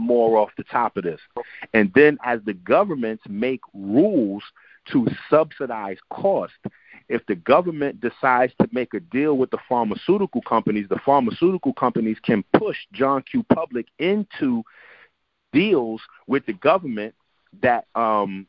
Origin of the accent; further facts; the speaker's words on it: New York City, New York, United States; I'm Haitian. I'm from the Bronx